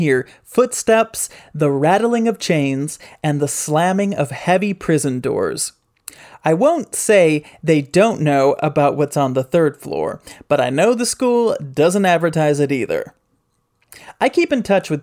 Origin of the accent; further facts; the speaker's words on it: Grand Rapids, Michigan, United States; moved away; my hometown of Grand Rapids, Michigan